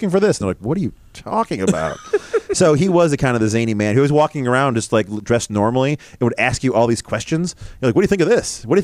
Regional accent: Canandaigua, New York, United States; I grew up in Canandaigua, where Danny lives down there

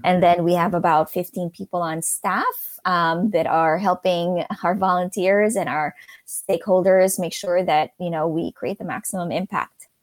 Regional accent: Philippines; moved away as an adult; also born or lived in New York City; now in Pittsburgh, United States; I grew up in the Philippines and, um, moved to New York City after college

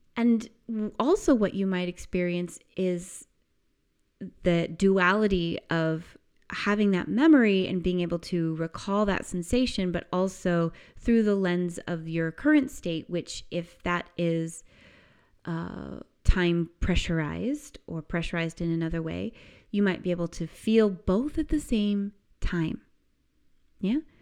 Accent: United States; I remember summer growing up in the United States as this amazing time of just endless freedom

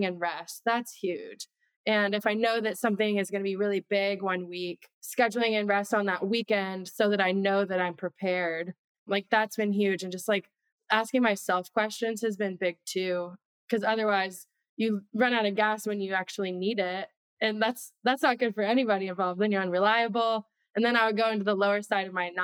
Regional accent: Midwest, United States; moved away; I'm from the Midwest.

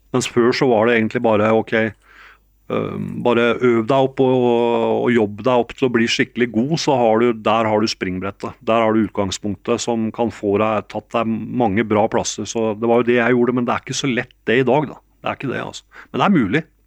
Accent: Geilo, Buskerud, Norway; moved away as an adult; also born or lived in New York, United States; jeg hadde, hadde vokst opp i Geilo

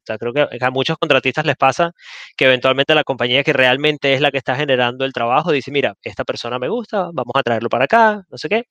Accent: Venezuela; yo soy de Venezuela

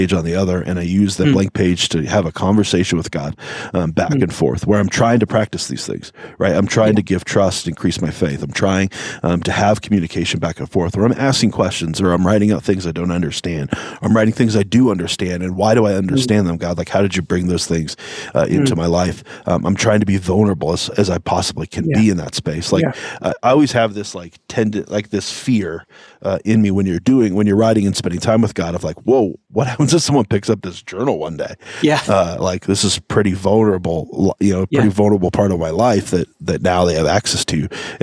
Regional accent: United States; We're American people

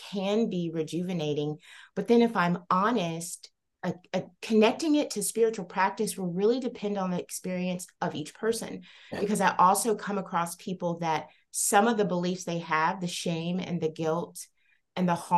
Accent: the South, United States; I grew up in the South as a young Black woman

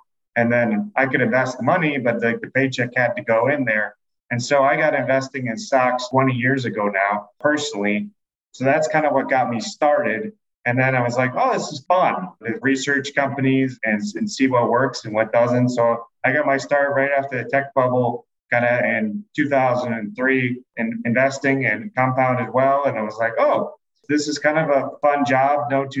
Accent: Hudson, Ohio, United States; moved away as an adult; now in Chicago, United States; I grew up in Hudson, Ohio on the east side of Cleveland

